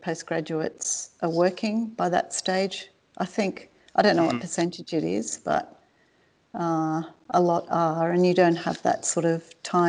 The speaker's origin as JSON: {"language": "English", "country": "Australia", "also_born_or_lived": "southern Italy", "moved": "as an adult", "said": "I'm originally from Australia, have Italian heritage. I've been traveling for the last 6 years and have just got back to Australia. I've been living in southern Italy for about 4 years"}